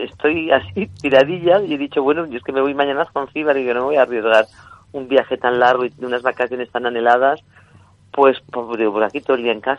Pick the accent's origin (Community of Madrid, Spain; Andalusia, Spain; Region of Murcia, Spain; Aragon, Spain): Aragon, Spain; Zaragoza /; porque es de mi tierra